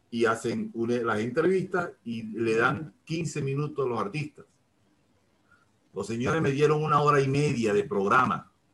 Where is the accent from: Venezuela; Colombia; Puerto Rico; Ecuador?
Venezuela; Maturín, Monagas; moved away as an adult; also born or lived in Peru; now in Argentina; Yo soy de Maturín, del estado Monagas, allá en el centro del oriente venezolano